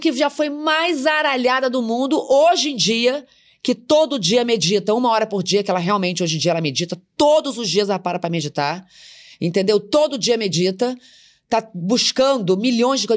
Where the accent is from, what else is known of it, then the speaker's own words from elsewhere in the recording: Macaé, Rio de Janeiro, Brazil; eu sou da classe média, filha de uma professora da cidade de Macaé, do interior de São Paulo, do interior do Rio de Janeiro.